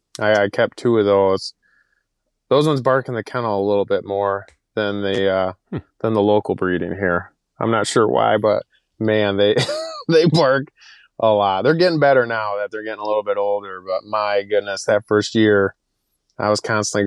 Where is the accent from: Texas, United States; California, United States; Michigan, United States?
Michigan, United States; Or I grew up down in Michigan. We had the Amish there, and all of our neighbors had a ton of horses.